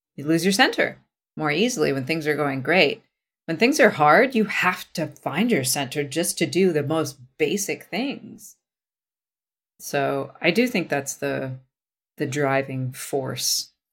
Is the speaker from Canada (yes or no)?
yes; Vancouver, British Columbia, Canada; I was from Vancouver